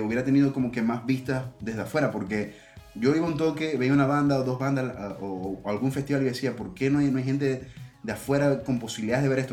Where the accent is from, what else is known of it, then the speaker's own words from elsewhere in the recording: Maracaibo, Zulia, Venezuela; Maracaibo, que es mi ciudad de origen